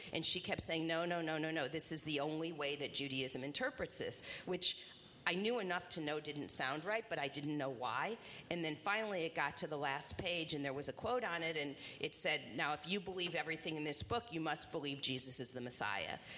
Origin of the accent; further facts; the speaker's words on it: Indianapolis, Indiana, United States; also born or lived in Bloomington, Indiana; I grew up in Indianapolis